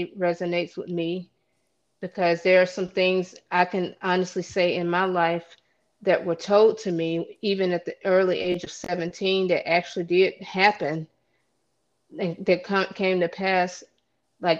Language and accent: English; the South, United States; moved away as an adult; also born or lived in Chicago; now in Los Angeles, United States; I was born and raised in the South. 24 years of my life I spent in the South